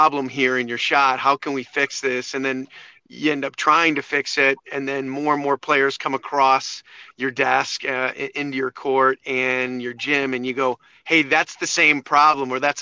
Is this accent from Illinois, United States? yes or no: yes; Chicago, Illinois, United States; also born or lived in Ohio / Costa Rica; I grew up in the Chicagoland area